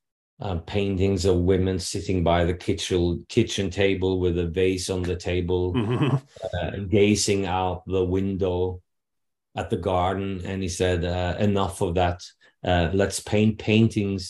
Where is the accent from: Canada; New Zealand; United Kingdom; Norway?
Norway; first language Norwegian; English is a second language; having Norwegian as my mother tongue